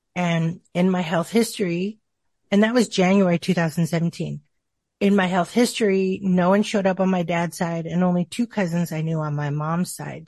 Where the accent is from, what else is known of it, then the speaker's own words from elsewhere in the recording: Tucson, Arizona, United States; I grew up in a, in Tucson, Arizona